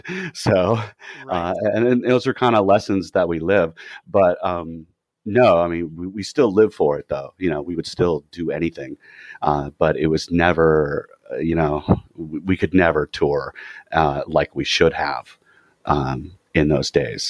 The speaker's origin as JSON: {"language": "English", "region": "California", "country": "United States", "said": "Even though we come from Orange County, we're all like poor apartment dweller kids"}